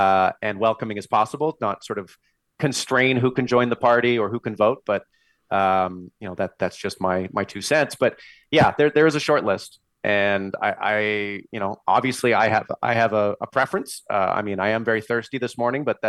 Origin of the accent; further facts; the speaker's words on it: Vancouver, British Columbia, Canada; now in Calgary, Canada; I'm from Vancouver